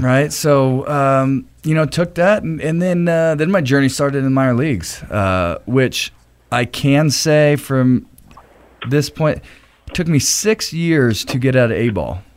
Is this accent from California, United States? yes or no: yes; Anaheim, California, United States; it starts back in Anaheim, California, is where I was born.